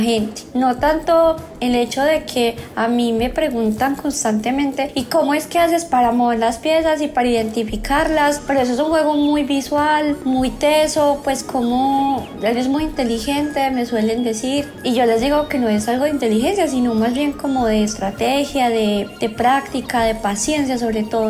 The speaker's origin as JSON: {"language": "Spanish", "town": "Pereira", "region": "Risaralda", "country": "Colombia", "moved": "yes", "lives_now": "Medellín, Colombia", "said": "soy de Pereira, pero vivo actualmente en la ciudad de Medellín"}